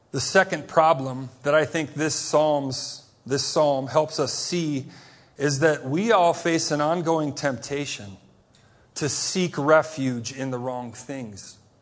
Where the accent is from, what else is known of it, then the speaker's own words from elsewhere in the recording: United States; as an American